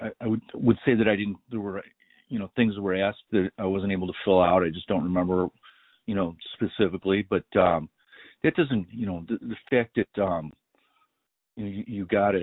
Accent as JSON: {"language": "English", "region": "Illinois", "country": "United States", "said": "I came from Lake County, Illinois, which is renowned for wrongful convictions, better than any, better known than any other county in Illinois, maybe in America, for wrongful convictions."}